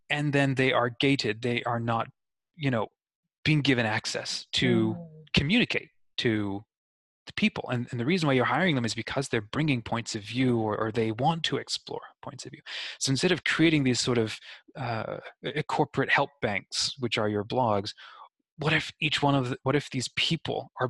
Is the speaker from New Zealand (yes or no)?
yes; New Zealand; also born or lived in Australia; I am 31, but in growing up in New Zealand and Australia